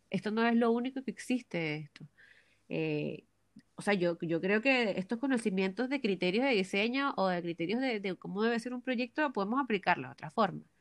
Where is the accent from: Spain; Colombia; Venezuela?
Venezuela; now in Santiago, Chile; cuando salí de Venezuela no tenía idea de que yo iba a llegar al límite de todo lo que hago yo en un día.